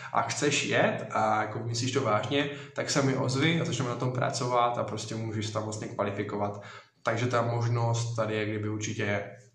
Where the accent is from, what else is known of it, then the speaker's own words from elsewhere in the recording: Strání, Zlín Region, Czechia; jsem kousek Udoverského hradiště, konkrétně to vlastně strání